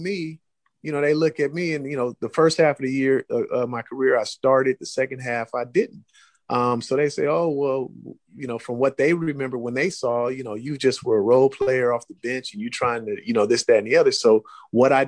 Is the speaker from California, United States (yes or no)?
yes; Oakland, California, United States; I grew up in Oakland